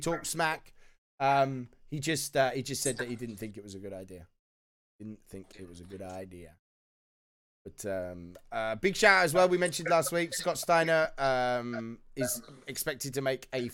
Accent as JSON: {"language": "English", "country": "United Kingdom", "said": "being British as well"}